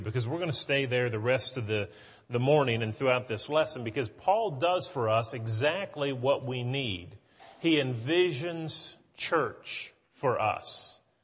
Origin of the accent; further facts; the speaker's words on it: West Virginia, United States; now in Tennessee, United States; growing up in West Virginia